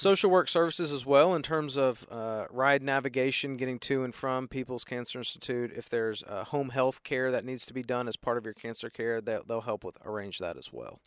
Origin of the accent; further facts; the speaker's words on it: Chattanooga, Tennessee, United States; moved away as an adult; also born or lived in Boston, Massachusetts / Memphis, Tennessee / Baltimore, Maryland; I'm from Chattanooga originally